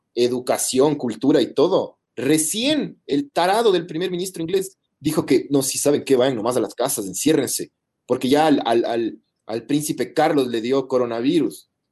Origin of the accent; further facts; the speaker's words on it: Ecuador; somos los ecuatorianos